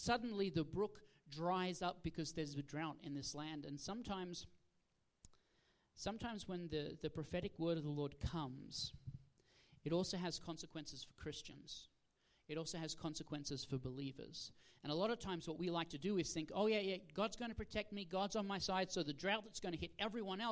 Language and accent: English; Australia; moved away; originally I'm from Australia